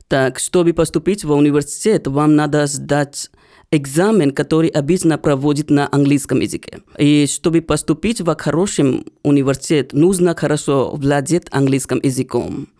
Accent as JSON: {"language": "Russian", "town": "Bodh Gaya", "region": "Bihar", "country": "India", "second_language": "Russian", "moved": "yes", "lives_now": "Russia", "said": "я из Индии, и вы будете удивлены, узнав, что я из того города, где Будда стал просветленным. И вот поэтому город получил свое название в честь Будды, и сейчас мы называем этот город Бодгая"}